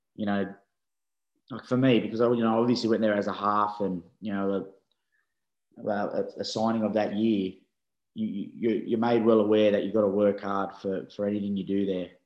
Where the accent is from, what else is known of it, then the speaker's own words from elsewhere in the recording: Sydney, New South Wales, Australia; accent: Aussie; moved away as an adult; now in England; I grew up in Belmore, which is smack bang in the middle of the Bulldogs